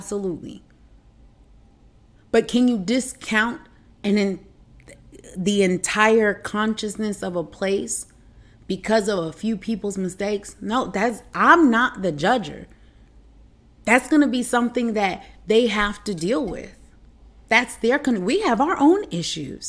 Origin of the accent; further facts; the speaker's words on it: United States; moved away as an adult; also born or lived in China; as Americans